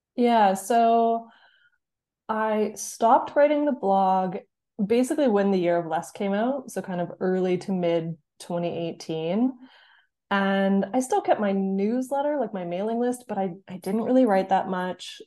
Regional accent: Canada; moved away as an adult; now in North East England, United Kingdom; I'm from Canada. I'm now living in the Northeast, England

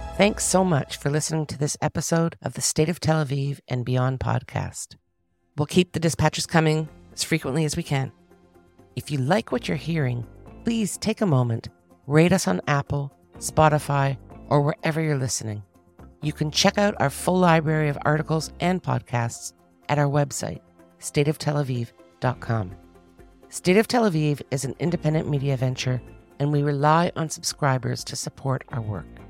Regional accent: Toronto, Ontario, Canada; I'm from Toronto, we come from two of the worst cities in the world

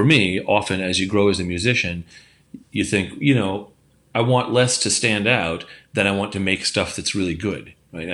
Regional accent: California, United States; moved away as an adult; also born or lived in Chicago / Iowa; now in North Carolina, United States; I grew up in California, and then when I graduated in 95, I moved to Chicago

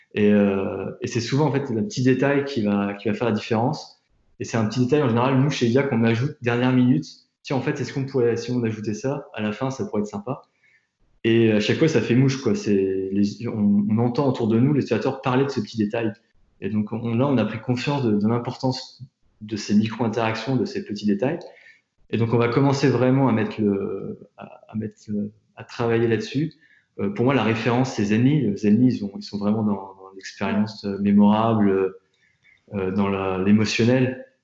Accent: Tours, Centre-Val de Loire, France; moved away as an adult; also born or lived in Nantes / New York; now in Paris, France; je viens de Tours, j'ai étudié à Nantes, j'ai passé pas mal de temps à, New York pour, faire mes stages, et je vis à Paris depuis maintenant 5 ans

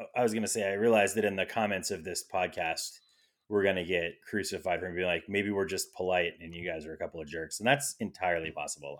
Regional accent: New England, United States; moved away as an adult; fellow New England or East Coast expats

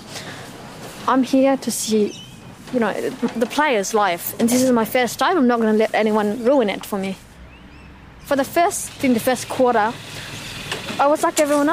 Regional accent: Australia; I speak the same language as you and I, you know, more so the same phrases as you. I'm an Australian

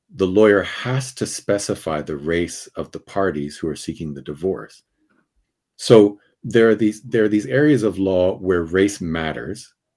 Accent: Princeton, New Jersey, United States; now in Kensington, United States; I, I come from Princeton, New Jersey

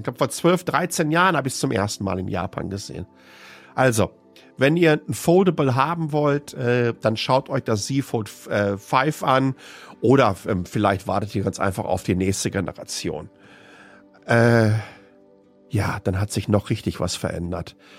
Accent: Waltrop, North Rhine-Westphalia, Germany; in der ich aufgewachsen bin, nämlich Waltrop im Kreis Ettinghausen. Ruhrpott-Kind

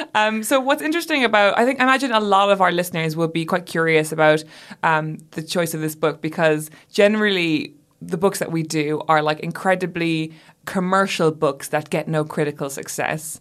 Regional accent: Ireland; moved away; my home country

